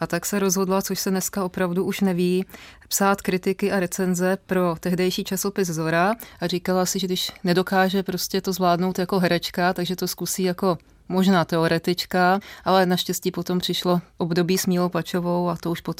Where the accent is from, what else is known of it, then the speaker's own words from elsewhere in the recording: Přelouč, Pardubice Region, Czechia; Dětství jsem prožívala v Přelouči a byly